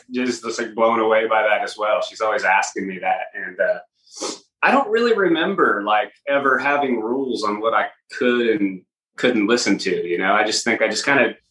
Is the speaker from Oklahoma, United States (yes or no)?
yes; Oklahoma, United States; growing up in Oklahoma, you have to have country roots